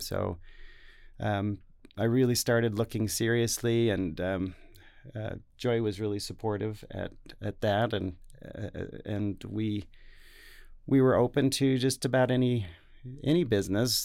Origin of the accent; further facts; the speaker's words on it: Salt Lake City, Utah, United States; also born or lived in Taiwan; here in Salt Lake City, so this is my hometown. I grew up on the, the west side